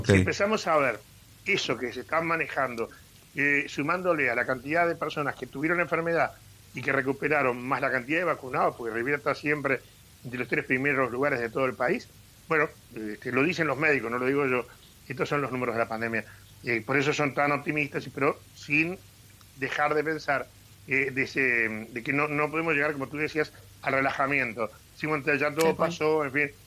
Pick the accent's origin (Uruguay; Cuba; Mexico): Uruguay; Montevideo; now in Rivera, Uruguay; yo soy nacido y criado en Montevideo, pero arraigado acá en Rivera hace muchos años